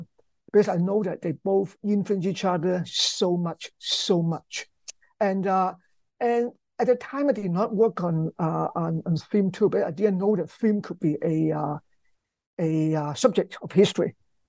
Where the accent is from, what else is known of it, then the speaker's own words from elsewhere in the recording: Hong Kong; English is a second language; I grew up in Hong Kong, and actually when I was a kid, I watched lots of movies